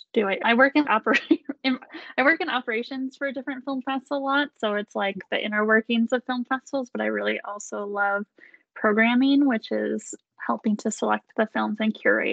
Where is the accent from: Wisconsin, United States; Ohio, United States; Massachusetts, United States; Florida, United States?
Wisconsin, United States; Milwaukee; am from Milwaukee, Wisconsin, which is how I know you from high school